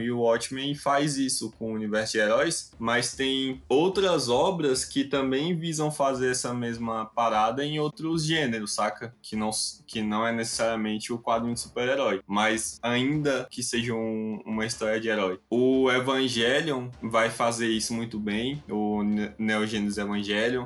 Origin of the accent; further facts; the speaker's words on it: Brazil; que sou brasileiro e não moro em nenhum desses dois países